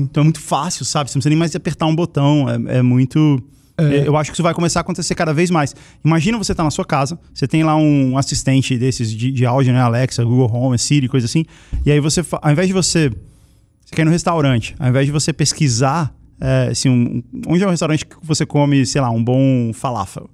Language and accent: Portuguese; Brasília, Federal District, Brazil; eu nasci em Brasília, né? Eu morava lá